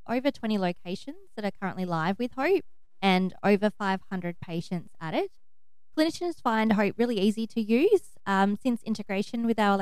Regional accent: Broken Hill, New South Wales, Australia; So I was born and bred in Broken Hill

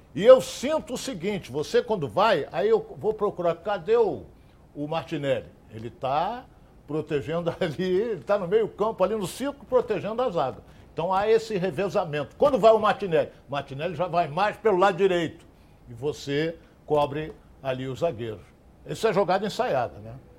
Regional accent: Rio de Janeiro, Brazil; also born or lived in Vila Isabel, Rio de Janeiro; eu nasci em Vila Isabel, mas fui criado com três anos, eu fui para a API da Penha

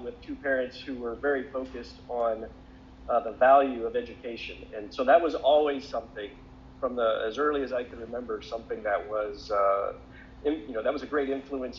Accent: Lima, Ohio, United States; when I was growing up in Lima

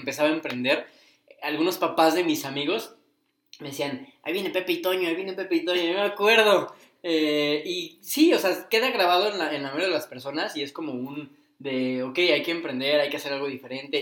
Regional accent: Cuernavaca, Morelos, Mexico; en Cuernavaca, en la ciudad en la que hemos crecido

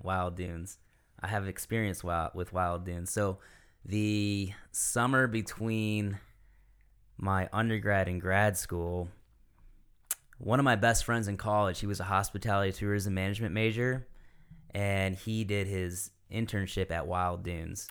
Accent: Michigan, United States; moved away as an adult; now in Greenville County, United States; I'm originally from Michigan

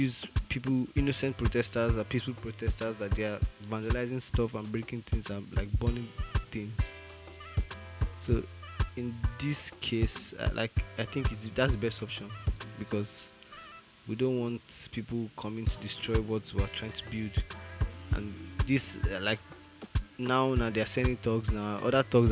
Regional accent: Nigeria; moved away; I'm Nigerian.

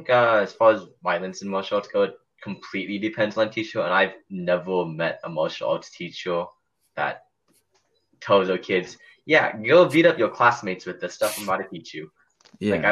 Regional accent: South Korea; I came from Korea

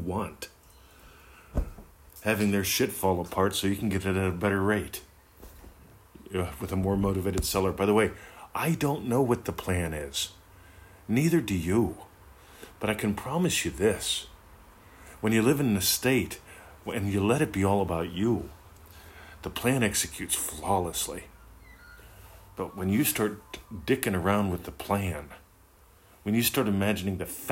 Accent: Pennsylvania, United States; moved away; I grew up in Pennsylvania, lovely country.

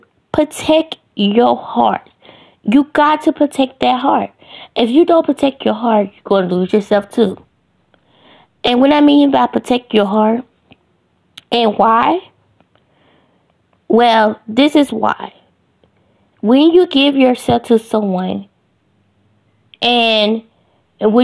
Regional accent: Ohio, United States; now in Greenville, United States; I live in Greenville, Mississippi, but I'm really from Ohio.

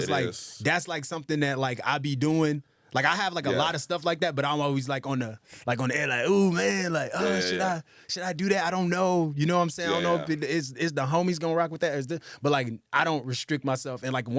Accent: Atlanta, Georgia, United States; also born or lived in Brooklyn, New York; I was born in Brooklyn, New York, but raised in Atlanta, Georgia my whole life. So my mom's from Brooklyn. My dad's from Nigeria, actually.

